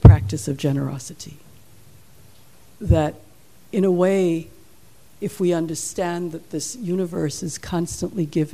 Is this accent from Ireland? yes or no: no; Jamaica; moved away; I'm from Jamaica